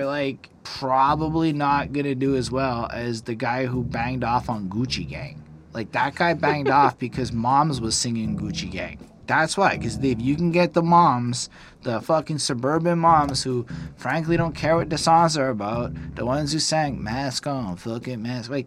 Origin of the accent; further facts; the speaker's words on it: Canada; as a Canadian